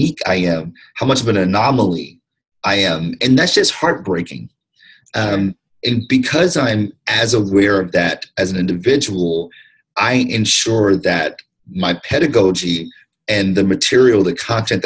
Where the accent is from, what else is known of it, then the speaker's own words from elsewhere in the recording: Detroit, Michigan, United States; also born or lived in Ann Arbor, Michigan; African-American, male, 38 years old, born and raised in Detroit, went to public schools my entire life